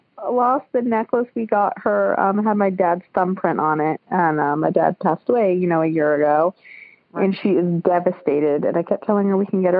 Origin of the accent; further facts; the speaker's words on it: Columbus, Ohio, United States; I was born at Grant.